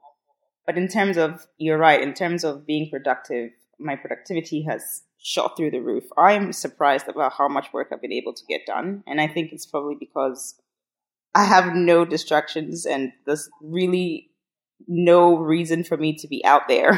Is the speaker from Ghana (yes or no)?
yes; Ghana; moved away as an adult; now in New York, United States; So I am actually from Ghana, but I'm here on an artist visa.